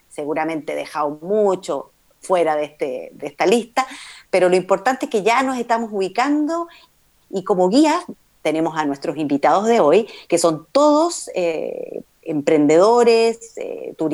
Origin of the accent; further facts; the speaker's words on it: Chile; como chilenos, deberíamos visitar mucho más.